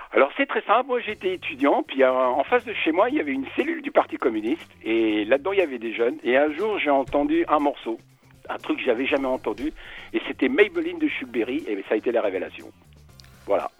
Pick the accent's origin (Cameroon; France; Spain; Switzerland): Spain; je suis espagnol